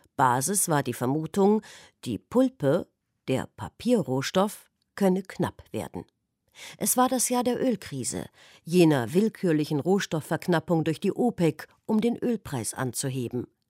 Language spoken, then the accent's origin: German; Thuringia, Germany; Ich komme aus Thüringen.